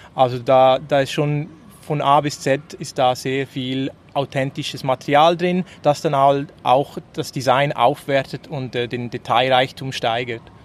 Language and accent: German; Switzerland; als Schweizer